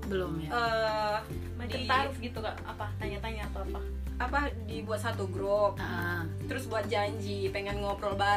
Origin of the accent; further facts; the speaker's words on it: Medan, North Sumatra, Indonesia; kalau kita kan orang Medan kalau menentukan tanggal itu lebih bagusnya kata orang tua kan bukannya orang Jawa